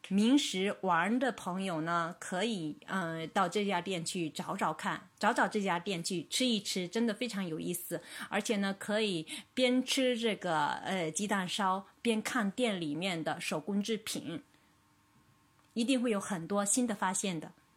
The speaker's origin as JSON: {"language": "Chinese", "country": "China", "said": "我们中国人"}